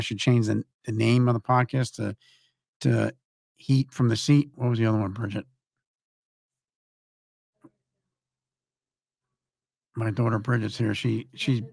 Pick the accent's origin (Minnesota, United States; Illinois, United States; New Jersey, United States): New Jersey, United States; Elizabeth; We're the same age, both grew up in Elizabeth.